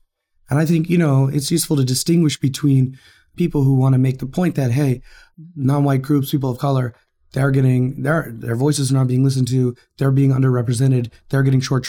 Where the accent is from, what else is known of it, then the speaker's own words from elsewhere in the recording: Texas, United States; I grew up poor white in Texas